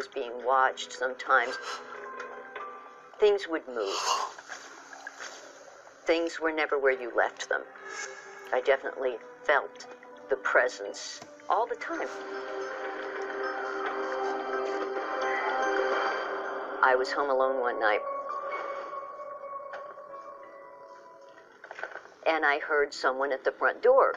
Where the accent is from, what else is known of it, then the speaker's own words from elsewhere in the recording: Dallas, Texas, United States; my hometown of Dallas